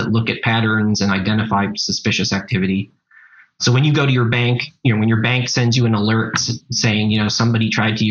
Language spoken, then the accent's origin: English; Canada; also born or lived in Montreal; I'm Canadian. Doesn't always come across, but I live in Montreal, but I work globally